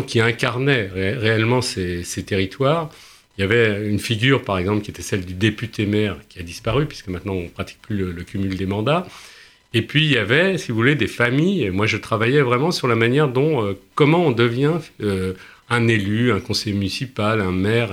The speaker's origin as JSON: {"language": "French", "town": "Paris", "region": "Île-de-France", "country": "France"}